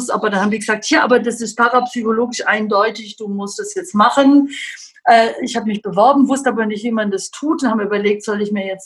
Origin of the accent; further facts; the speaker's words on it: Southern Germany, Germany; Also ich komme halt wirklich aus Süddeutschland.